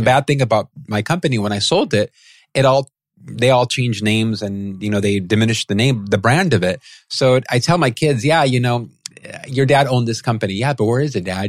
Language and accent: English; San Pedro, California, United States; I grew up in San Pedro, California